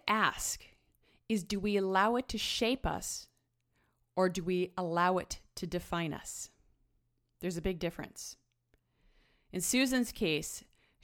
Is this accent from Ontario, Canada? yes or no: no; Sechelt, British Columbia, Canada; moved away; my hometown in Sechelt